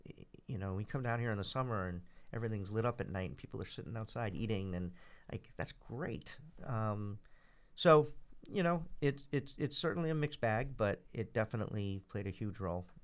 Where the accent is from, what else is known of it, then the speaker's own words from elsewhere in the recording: Cambridge, Massachusetts, United States; I grew up in Central Square